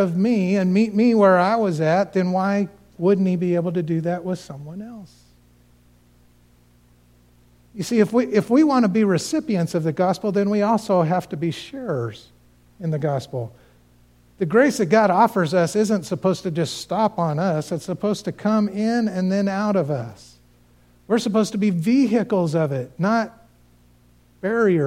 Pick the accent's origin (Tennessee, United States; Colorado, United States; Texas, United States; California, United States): Colorado, United States; Cañon City; moved away; that's my hometown. That's where I grew up